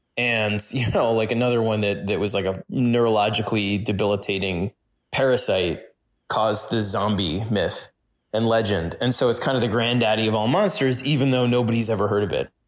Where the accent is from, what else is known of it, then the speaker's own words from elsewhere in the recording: New York City, New York, United States; when I was growing up in New York City